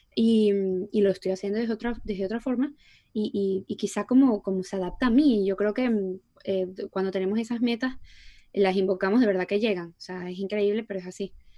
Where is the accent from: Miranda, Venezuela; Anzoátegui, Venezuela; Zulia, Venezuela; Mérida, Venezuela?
Anzoátegui, Venezuela; Puerto La Cruz; moved away; nosotros no somos de Caracas, somos de Puerto, que va de Puerto La Cruz